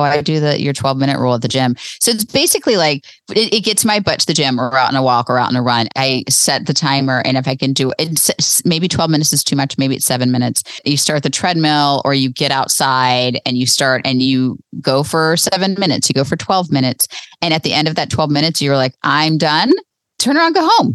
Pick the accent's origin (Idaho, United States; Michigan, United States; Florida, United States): Florida, United States; now in North Carolina, United States; I grew up in Florida. We now live in North Carolina